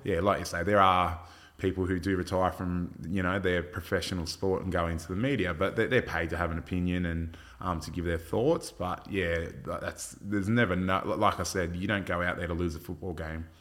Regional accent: Port Macquarie, New South Wales, Australia; I was from Fort Macquarie

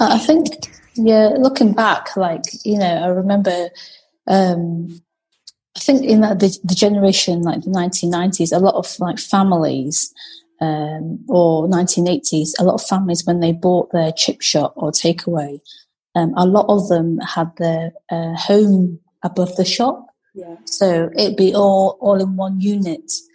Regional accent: Macclesfield, North West England, United Kingdom; moved away as an adult; now in Edinburgh, United Kingdom; I grew up uh, in Macclesfield, in Cheshire

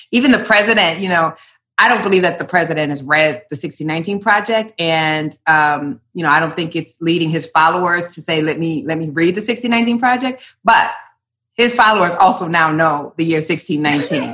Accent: Iowa, United States; moved away as an adult; also born or lived in Portland; growing up in Iowa

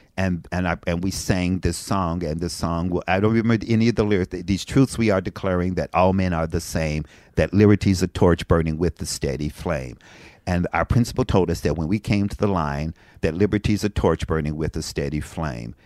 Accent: Frankfort, Kentucky, United States; moved away; I'm from Frankfort, Kentucky

